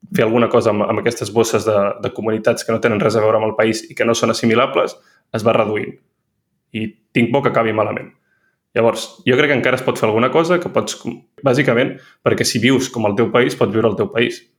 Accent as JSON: {"language": "Catalan", "region": "Catalonia", "country": "Spain", "moved": "as an adult", "lives_now": "Paris, France", "said": "sóc català"}